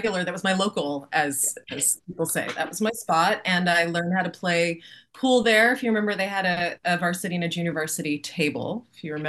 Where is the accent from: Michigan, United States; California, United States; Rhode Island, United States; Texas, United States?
California, United States; San Francisco; moved away; also born or lived in Los Angeles; I'm from San Francisco.